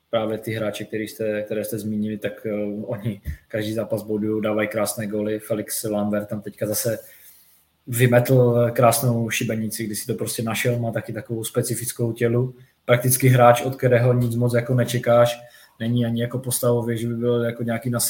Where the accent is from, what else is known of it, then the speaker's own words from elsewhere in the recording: Moravian Wallachia, Czechia; jak se říká u nás na Valašsku.